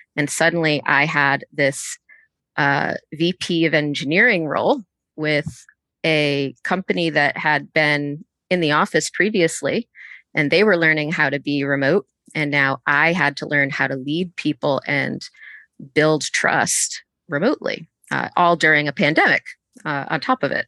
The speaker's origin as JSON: {"language": "English", "region": "Connecticut", "country": "United States", "tie": "born or raised there", "also_born_or_lived": "Boston, Massachusetts", "moved": "yes", "lives_now": "Atlanta, United States", "said": "I'm originally from Boston, um, and grew up in Connecticut."}